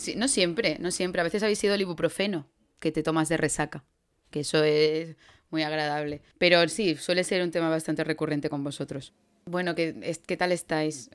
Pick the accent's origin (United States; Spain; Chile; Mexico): Spain; Andalusia; moved away; siendo ingenieros y andaluces, pues hemos tenido que ser un poco, un poco nómadas